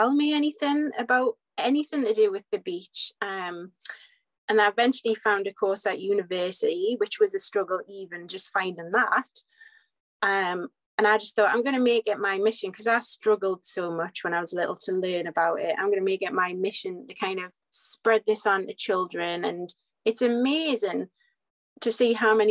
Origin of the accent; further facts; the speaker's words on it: Whitley Bay, North East England, United Kingdom; accent: Geordie/North East; So I'm in Whitley Bay, so right on the northeast coast, just on the coast across from Newcastle, hence the accent.